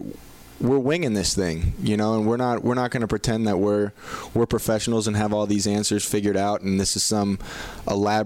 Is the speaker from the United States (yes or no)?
yes; Miami Lakes, Florida, United States; now in Davie, United States; I'm from Miami Lakes, Florida. Born and raised there